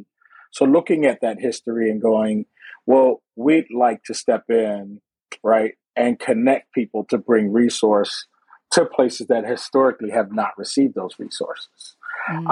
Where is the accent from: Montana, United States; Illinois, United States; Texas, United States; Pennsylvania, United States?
Pennsylvania, United States; Philadelphia; Growing up in Philadelphia